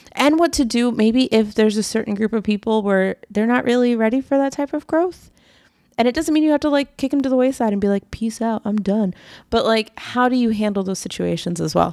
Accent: East Coast, United States; We're from the East Coast

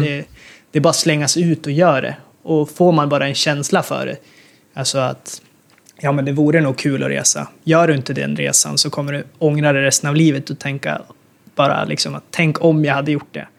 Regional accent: Sweden; moved away as an adult; som svensk

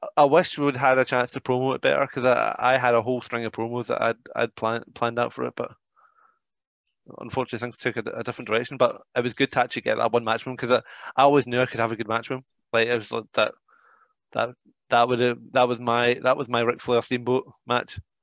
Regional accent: United Kingdom; I'm British

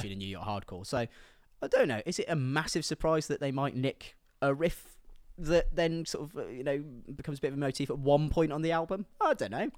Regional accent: Midlands, United Kingdom; I'm from the Midlands

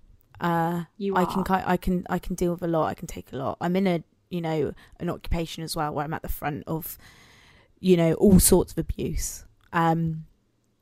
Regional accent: Guatemala; now in Cornwall, United Kingdom; I am from Latin America. I'm from Guatemala

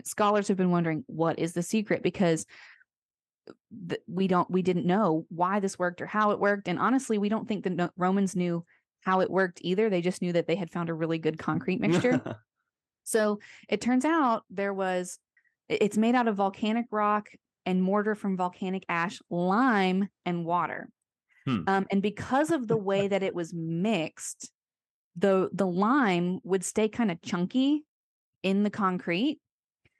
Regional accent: Florida, United States; I grew up in Florida

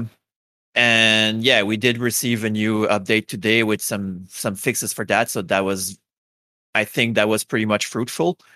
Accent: Quebec, Canada; English is a second language; I am from uh, Canada, uh, and more specifically, I'm from Quebec. So we're like the French people uh, from Canada. So yeah, I have a heavy accent

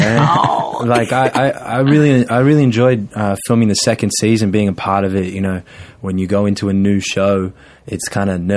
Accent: Melbourne, Victoria, Australia; now in United States; I'm from Australia, born and raised in Melbourne

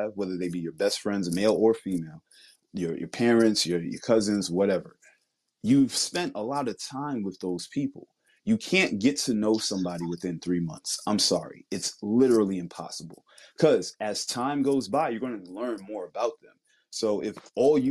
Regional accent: New York, United States; I'm from New York

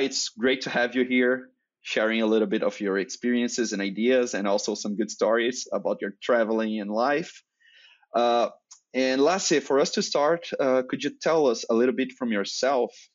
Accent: Brazil; first language Portuguese; English is a second language; that's not my native language. I'm, uh, Brazilian, so I speak Portuguese

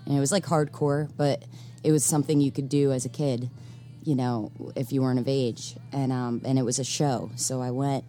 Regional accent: Neptune City, New Jersey, United States; moved away; also born or lived in Asbury Park, New Jersey; my hometown

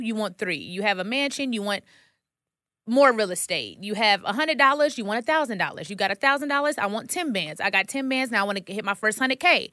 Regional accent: Dallas, Texas, United States; moved away as an adult; now in Atlanta, United States; I'm from Dallas, Texas, and I drove down to Atlanta

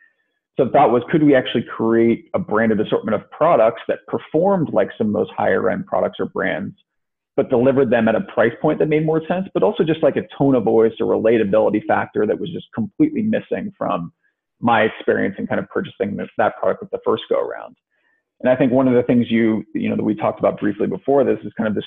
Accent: Ohio, United States; moved away as an adult; also born or lived in New England / New York / Chicago; I'm from Ohio originally, went to school in New England, kind of spent some time working in New York in finance, ended up moving to Chicago

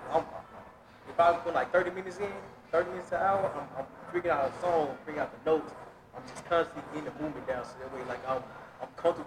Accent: Little Rock, Arkansas, United States; where I'm from Little Rock, Arkansas.

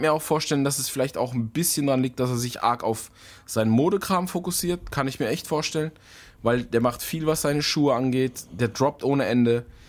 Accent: Germany; bei uns in Deutschland

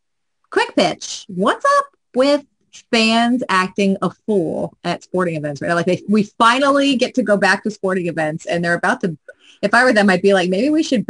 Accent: Sterling, Virginia, United States; moved away as an adult; now in Winchester, United States; I'm not from Winchester. I should qualify that. I'm in Winchester. I'm from Sterling. Not far

